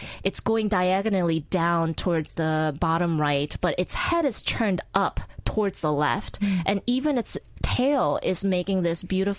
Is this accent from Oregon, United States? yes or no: yes; Portland, Oregon, United States; also born or lived in Incheon, South Korea; I was born in Incheon, Korea, and my family moved to Portland, Oregon at age 9.